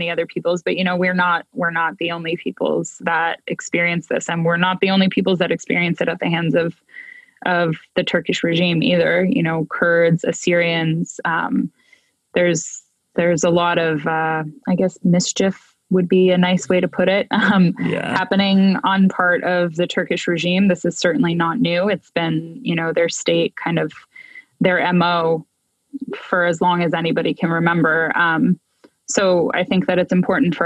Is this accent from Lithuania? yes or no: no; Armenia; moved away as an adult; also born or lived in Ireland; now in United States; I didn't grow up in the US, I grew up in Armenia.